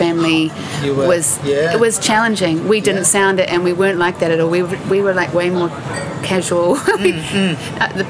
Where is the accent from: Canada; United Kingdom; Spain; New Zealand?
New Zealand; Christchurch, Canterbury; born or raised there; also born or lived in Palo Alto, California, United States